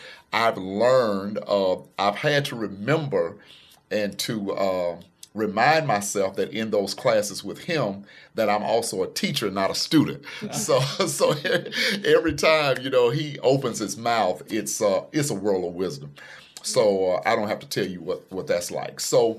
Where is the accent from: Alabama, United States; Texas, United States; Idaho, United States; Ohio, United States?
Alabama, United States; Pickens County; moved away as an adult; also born or lived in Tuscaloosa, Alabama; traffic lights, no Walmarts, Dollar Generals, just woods, trees. And so born and raised in Pickens County, my mother brought us to faith. She introduced us to Jesus Christ at a very early age. We were very active in church all day, every Sunday.